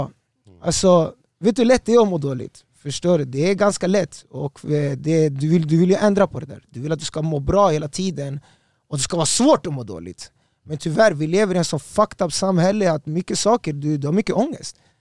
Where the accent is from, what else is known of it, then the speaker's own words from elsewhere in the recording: Stockholm, Stockholm County, Sweden; jag är från Östberga, jag är Östberga barn, jag är Östberga soldado